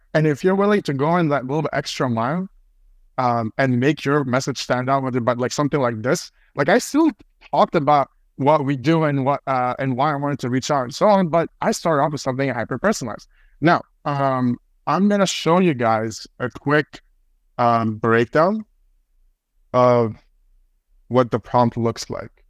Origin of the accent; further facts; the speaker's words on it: Toronto, Ontario, Canada; I'm Canadian, I'm from Toronto